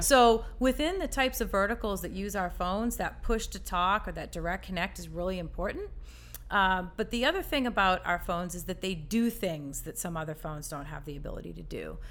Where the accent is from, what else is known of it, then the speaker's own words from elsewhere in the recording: Massachusetts, United States; moved away as an adult; now in Charlotte, United States; I grew up in Massachusetts, lived there all my life